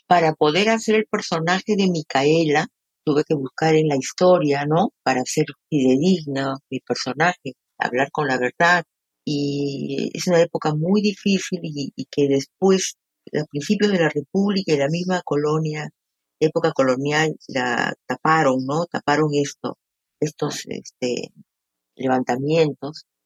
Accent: Peru; como peruana

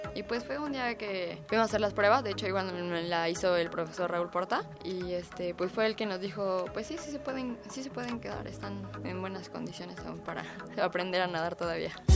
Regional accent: Mexico City, Mexico; Yo nací aquí en la Ciudad de México, 26 de agosto de 1998

